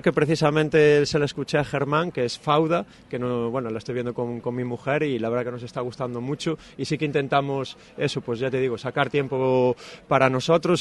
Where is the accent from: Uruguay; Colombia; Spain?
Spain; Santiago de Compostela, Galicia; now in Salamanca, Spain; Santiago de Compostela, de donde yo soy